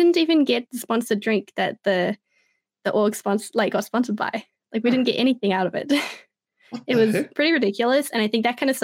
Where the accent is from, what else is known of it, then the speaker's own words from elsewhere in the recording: New Zealand; I'm really proud to be from New Zealand